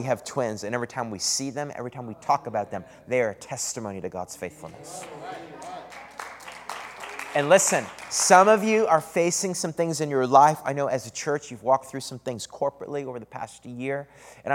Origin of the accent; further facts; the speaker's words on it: Eastern Canada, Canada; moved away as an adult; also born or lived in Redding, California; now in San Antonio, United States; Every summer, I would go back to Canada. That's where I'm from Eastern Canada